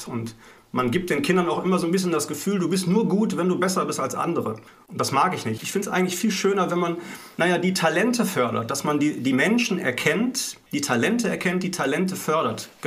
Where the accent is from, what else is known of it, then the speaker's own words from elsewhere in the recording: Essen, North Rhine-Westphalia, Germany; born there; bin geboren in Essen im Ruhrgebiet.